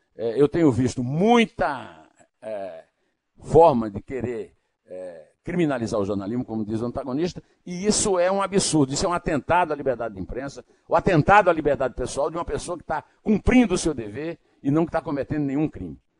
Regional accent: Iraúna, Paraíba, Brazil; born or raised there; now in São Paulo, Brazil

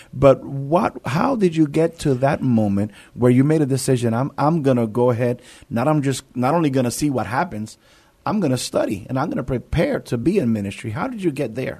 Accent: New York City, New York, United States; moved away; I'm from, I'm from New York. I'm from the city of New York

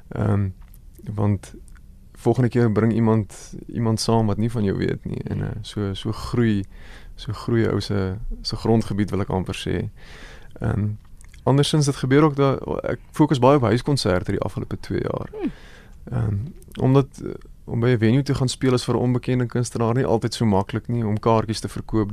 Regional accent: Goldfields of the Free State, South Africa; groot word jare daar in die Goudveld van die Vrystaat. Ek kom maar van die Vrystaat af.

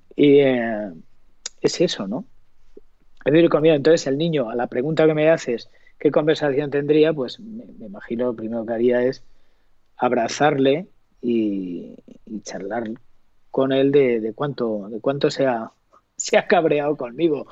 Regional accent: Montiel, Castilla-La Mancha, Spain; now in Madrid, Spain; Yo tengo la gran fortuna de haber nacido en un pueblo maravilloso que es Montiel

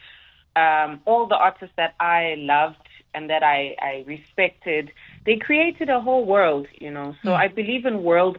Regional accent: Pietermaritzburg, KwaZulu-Natal, South Africa; also born or lived in Durban; I was raised, born in Durban, raised in Pietermaritzburg, KZN

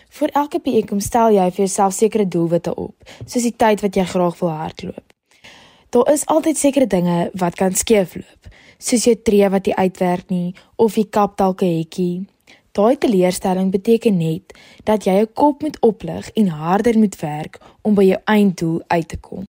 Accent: Ceres, Western Cape, South Africa; Ek kom van Ceres af en ek is in Charlie Hofmeyer op skool.

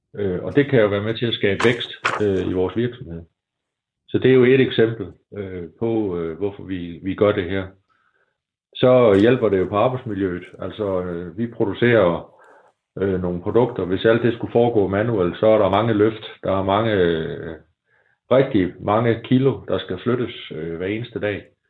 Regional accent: Denmark; vi er danskere

